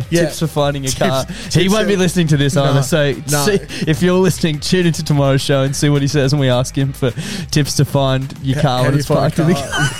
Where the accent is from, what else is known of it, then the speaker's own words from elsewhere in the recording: Australia; As Australian males, or not even males, Australian people of our in our generation